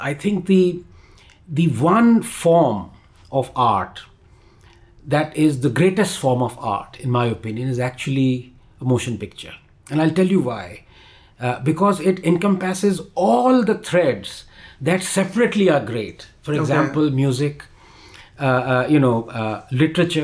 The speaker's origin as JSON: {"language": "English", "country": "India", "said": "being an Indian"}